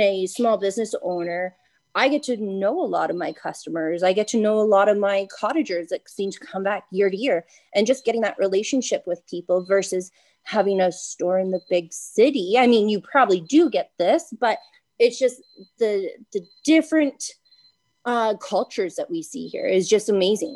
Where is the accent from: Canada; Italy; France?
Canada; Bancroft, Ontario; also born or lived in Ottawa; Uh, I grew up in Bancroft, born and raised.